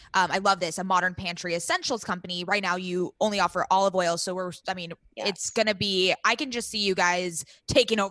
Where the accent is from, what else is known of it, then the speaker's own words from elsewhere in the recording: Southern California, United States; we're big California girls because we were born and raised in Southern California and we live here